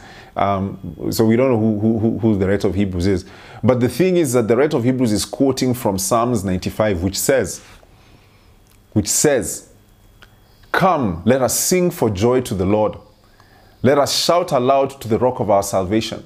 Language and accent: English; Kenya; I grew up in Kenya